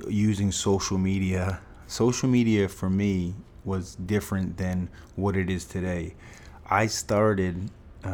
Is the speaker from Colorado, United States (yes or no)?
no; Fall River, Massachusetts, United States; We grew up in Fall River, Massachusetts, blue-collar town, a place that I grew up loving